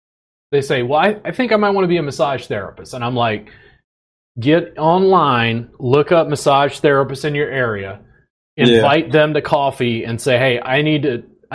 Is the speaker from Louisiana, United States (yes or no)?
yes; Baker, Louisiana, United States; moved away as an adult; also born or lived in Pennsylvania; now in Austin, United States; I grew up just outside of Baton Rouge, Louisiana, in a little town called Baker.